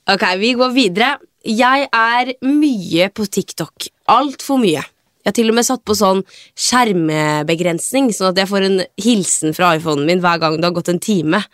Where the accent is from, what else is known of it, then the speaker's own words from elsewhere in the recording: Sarpsborg, Østfold, Norway; Men jeg er ifra Sarpsborg